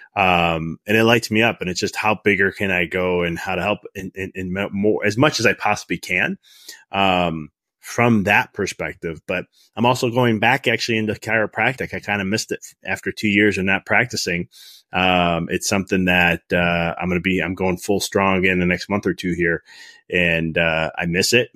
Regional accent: Chicago, Illinois, United States; moved away as an adult; also born or lived in Dallas; I'm from Chicago

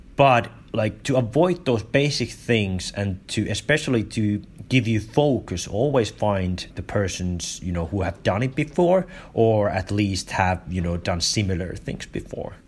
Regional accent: Finland; I grew up in Finland

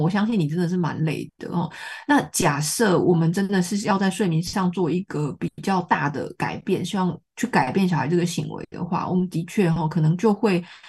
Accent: Taiwan; 我自己也是台湾长大的孩子

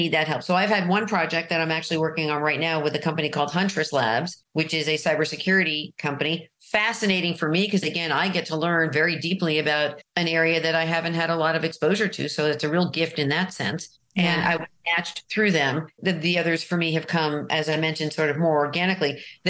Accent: New York City, New York, United States; moved away as an adult; also born or lived in Marin, California; now in California, United States; I'm from Manhattan

